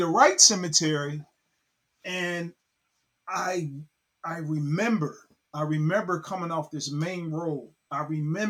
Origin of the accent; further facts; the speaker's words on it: Cincinnati, Ohio, United States; moved away; I'm originally from Cincinnati, Ohio